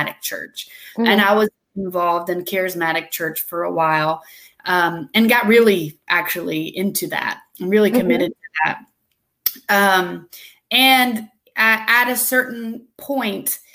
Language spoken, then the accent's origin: English; Douglasville, Georgia, United States; I was born in Georgia, West Georgia